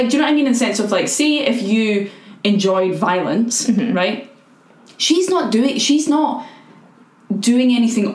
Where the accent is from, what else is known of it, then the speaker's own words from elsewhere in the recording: Scotland, United Kingdom; I'm white and from Scotland